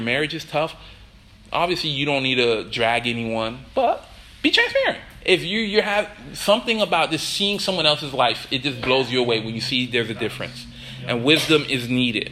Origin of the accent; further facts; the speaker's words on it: Miami, Florida, United States; I'm from Miami